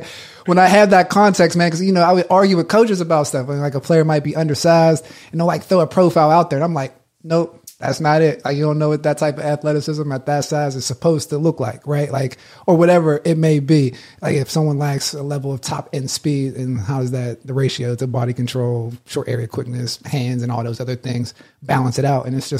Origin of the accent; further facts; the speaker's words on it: East Coast, United States; I'm from the East Coast and I'm in, I don't know, New Mexico or something. It's just like different beyond that.